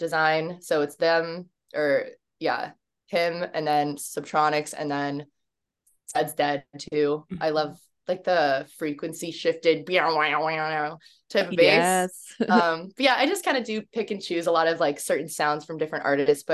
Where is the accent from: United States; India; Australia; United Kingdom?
United States; Virginia; now in Los Angeles, United States; I live in LA, but right now I'm in Virginia, which is my hometown with my parents